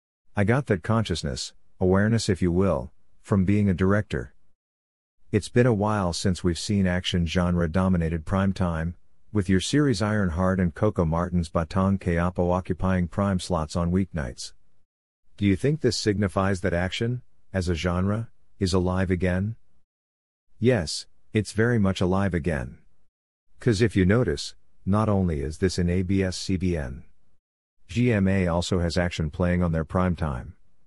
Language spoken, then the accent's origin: English; Binondo, Metro Manila, Philippines; I grew up in Binondo, in Chinatown. As a Filipino Chinese, it's very common for us to study the Chinese culture.